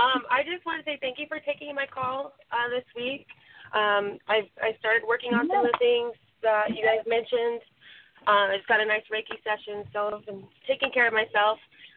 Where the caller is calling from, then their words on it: California, United States; And I'm from California.